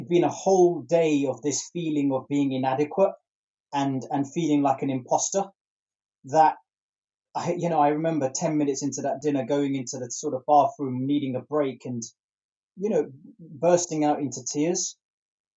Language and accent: English; London, United Kingdom; born or raised there